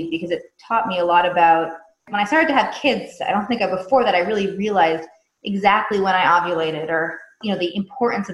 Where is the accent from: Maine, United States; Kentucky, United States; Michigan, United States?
Maine, United States; York; moved away as an adult; also born or lived in Israel; now in Los Angeles, United States; I'm originally from a small town in Maine called York. I grew up there